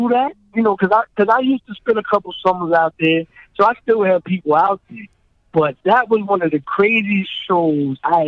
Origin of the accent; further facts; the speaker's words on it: Philadelphia, Pennsylvania, United States; also born or lived in Buffalo, New York; raised in my formidable years in Philly